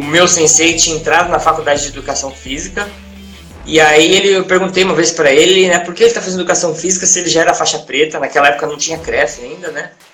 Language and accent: Portuguese; Santos, São Paulo, Brazil; eu nasci em Santos, que é a cidade onde eu moro hoje, hoje aqui no litoral de São Paulo